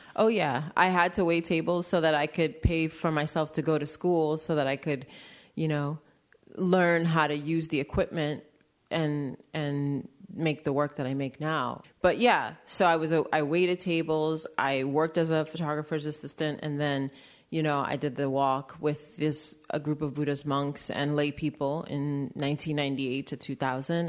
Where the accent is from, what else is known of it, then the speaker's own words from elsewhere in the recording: New York City, New York, United States; also born or lived in Maine; I grew up in New York City